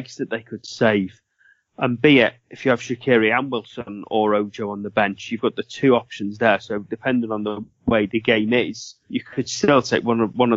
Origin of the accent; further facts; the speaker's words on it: Welsh, Wales, United Kingdom; me being Welsh